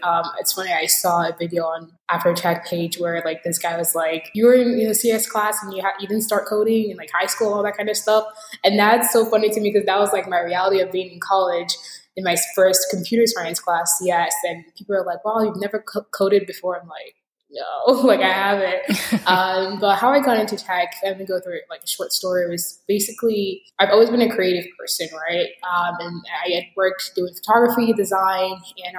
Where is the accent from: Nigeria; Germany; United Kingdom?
Nigeria; now in United States; I'm a Nigerian American technologist, immigrant, podcaster, futurist, optimist.